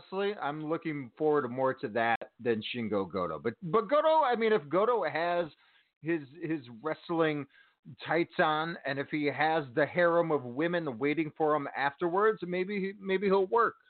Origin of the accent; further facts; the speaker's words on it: Park Forest, Illinois, United States; moved away; where I grew up in Park Forest, Illinois.